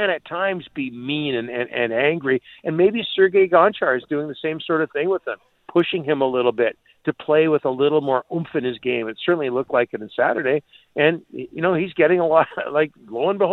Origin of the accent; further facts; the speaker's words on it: Canada; I'm as proud a Canadian as there can be